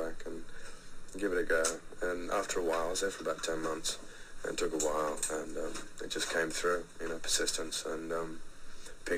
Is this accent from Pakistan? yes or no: no; Perth, Western Australia, Australia; I grew up in Perth, Western Australia